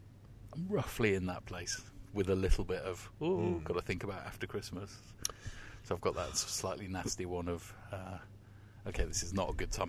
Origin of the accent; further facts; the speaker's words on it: England, United Kingdom; being English